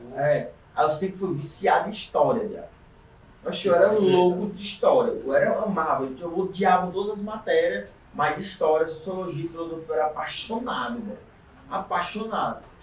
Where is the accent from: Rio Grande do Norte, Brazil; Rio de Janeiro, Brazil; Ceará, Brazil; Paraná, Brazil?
Ceará, Brazil; Caucaia; Vivi e nasci na Calcaia, tô até lá, até hoje